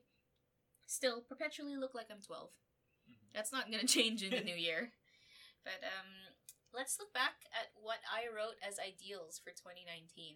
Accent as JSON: {"language": "English", "country": "Philippines", "moved": "yes", "said": "my home country, Philippines"}